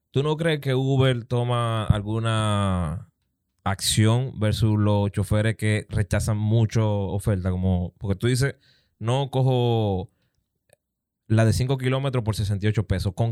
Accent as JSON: {"language": "Spanish", "region": "San Pedro de Macorís", "country": "Dominican Republic", "said": "Nosotros venimos de San Pedro, Romana."}